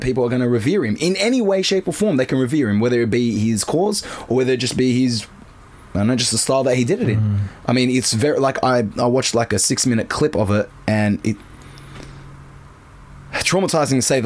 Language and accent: English; Australia; I'm an Aussie too